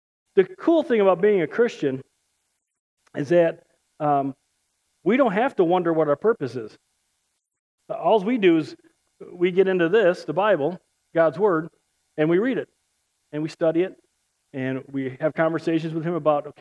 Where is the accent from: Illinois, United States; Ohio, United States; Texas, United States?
Illinois, United States; Chicago; I'm from Chicago. I can't speak right